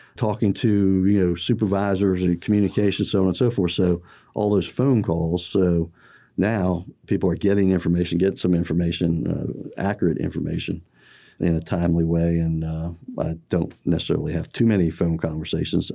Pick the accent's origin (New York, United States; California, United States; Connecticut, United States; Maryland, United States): Maryland, United States; College Park; I grew up in College Park